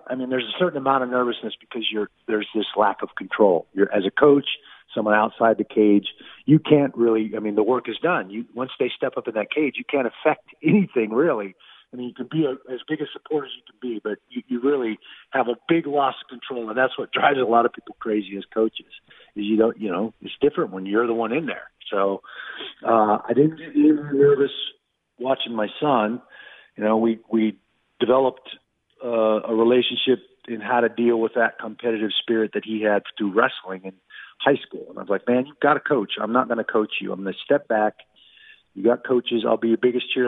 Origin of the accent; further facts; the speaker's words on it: Everett, Washington, United States; moved away as an adult; also born or lived in Oregon; now in Las Vegas, United States; I was born in 1963 in Providence Hospital, right up there in Everett, and grew up. Went to high school, Linwood High School, graduated in the class of 1981